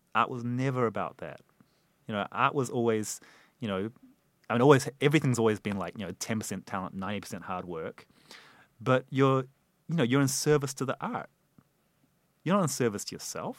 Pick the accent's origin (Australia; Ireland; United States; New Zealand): New Zealand; moved away; we grew up together in New Zealand